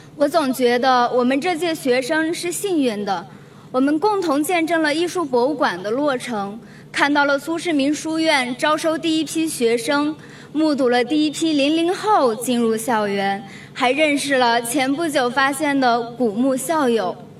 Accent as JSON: {"language": "Chinese", "town": "Zhenyuan", "region": "Gansu", "country": "China", "tie": "born or raised there", "moved": "as an adult", "lives_now": "Beijing, China", "said": "我来自甘肃镇原，一个黄土高原上的国家级贫困县"}